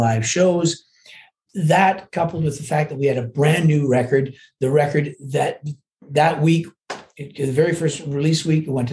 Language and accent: English; Canada; I'm Canadian, right? They can figure out from my outrageous accent.